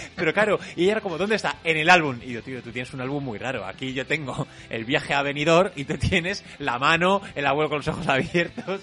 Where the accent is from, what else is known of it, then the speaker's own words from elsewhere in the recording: Madrid, Community of Madrid, Spain; somos de Madrid